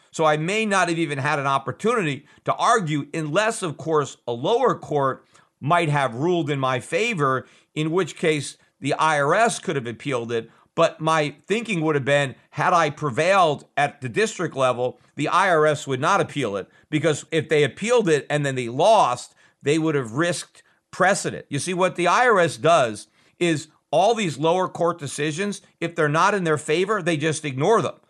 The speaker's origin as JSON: {"language": "English", "country": "United States", "said": "as an American"}